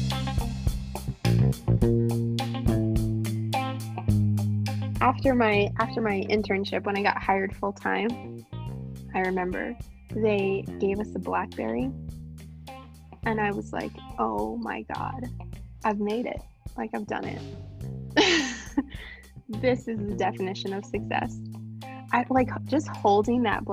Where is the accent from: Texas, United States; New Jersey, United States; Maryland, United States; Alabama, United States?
New Jersey, United States; moved away as an adult; also born or lived in Brussels / Hoboken; now in New York City, United States; I grew up in New Jersey.